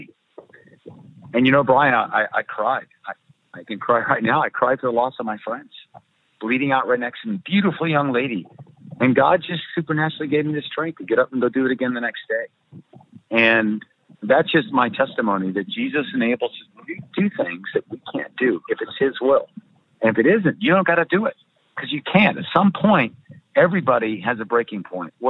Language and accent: English; United States; moved away as an adult; also born or lived in Myanmar; I am an American